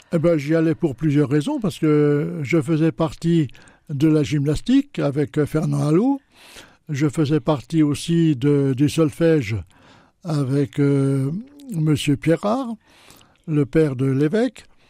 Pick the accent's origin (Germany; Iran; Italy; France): France; Châlons-en-Champagne, Grand Est; also born or lived in Latin America; je suis né à Chalon il y a déjà quelques années